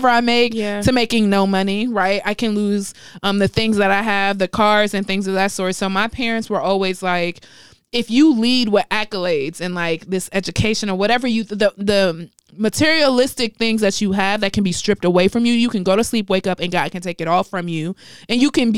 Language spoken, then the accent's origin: English; New York City, New York, United States; I come from a place where both of my parents are West African, but I was born in Harlem